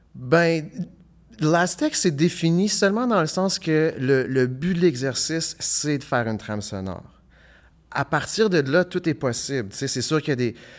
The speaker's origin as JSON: {"language": "French", "town": "Ottawa", "region": "Ontario", "country": "Canada", "also_born_or_lived": "Hull, Quebec", "moved": "yes", "lives_now": "Gatineau, Canada", "said": "je viens d'Ottawa, j'habite à Hull, mais j'habite pas à Gatineau"}